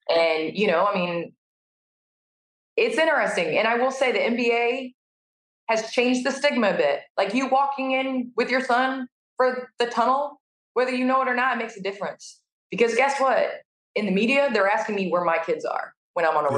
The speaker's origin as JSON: {"language": "English", "town": "Naperville", "region": "Illinois", "country": "United States", "tie": "born or raised there", "said": "we moved to Naperville, Illinois when I was three."}